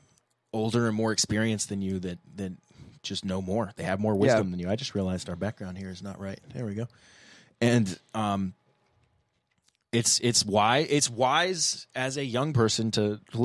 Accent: Columbia, South Carolina, United States; moved away; I'm going down to see my family in my hometown of Columbia, South Carolina

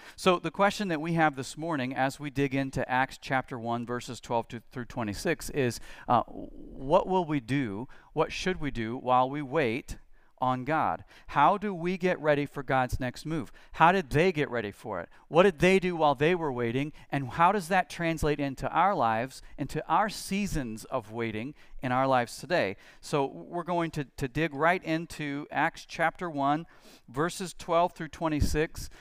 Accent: United States; as Christians, as American Christians especially

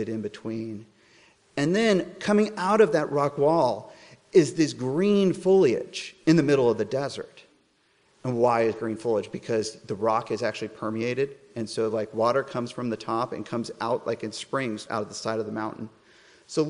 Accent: Colorado, United States; moved away; I'm from Colorado originally.

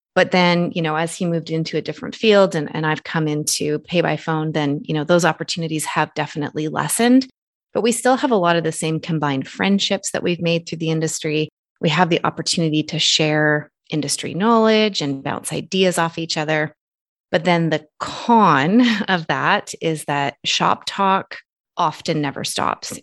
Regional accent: Canada; Nathan and I are originally from two separate countries. He's American citizen, I'm Canadian citizen.

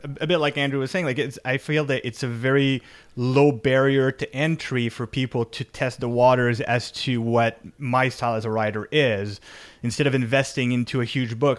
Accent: Canada; I'm Canadian

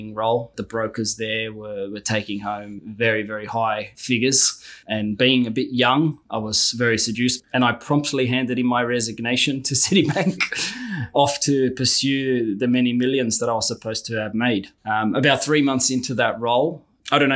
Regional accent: Sydney, New South Wales, Australia; Born and raised in Sydney, son of immigrant parents.

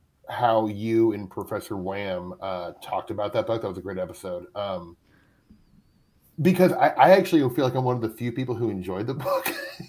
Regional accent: Midwest, United States; I'm from the Midwest.

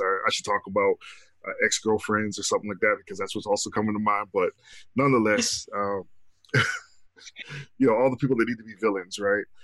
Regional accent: Canada; I'm Canadian

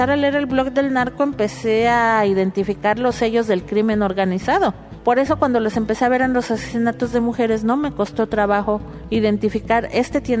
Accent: Michoacán, Mexico; soy de Michoacán, soy madre de cuatro jóvenes desaparecidos.

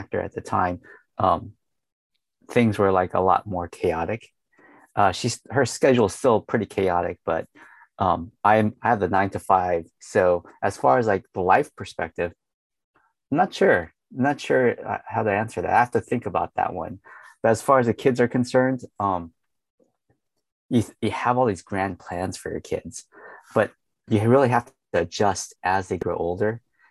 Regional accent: San Diego, California, United States; Growing up in America, I mean, I was a kid in the 80s, and I was like, oh man, it's just like shitty being like one of the only Chinese kids in San Diego.

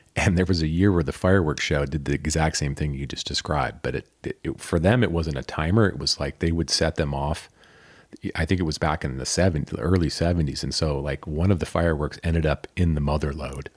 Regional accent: Michigan, United States; now in Lake Tahoe, United States; where I grew up in Michigan

